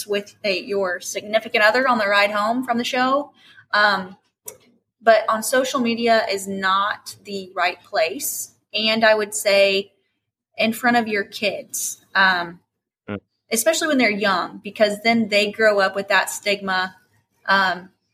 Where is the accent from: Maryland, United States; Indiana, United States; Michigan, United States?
Indiana, United States; moved away as an adult; also born or lived in Southeast Florida; now in Florida, United States; growing up in Indiana